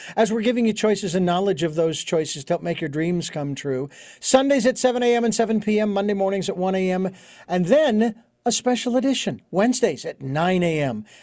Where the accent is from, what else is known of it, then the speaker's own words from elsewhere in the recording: Phoenix, Arizona, United States; moved away as an adult; Born and raised in Phoenix. I was, lived there for forty-six years